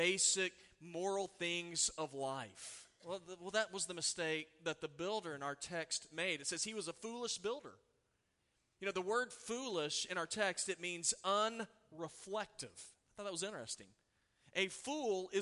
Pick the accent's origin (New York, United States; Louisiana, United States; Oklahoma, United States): Oklahoma, United States; I grew up in Oklahoma.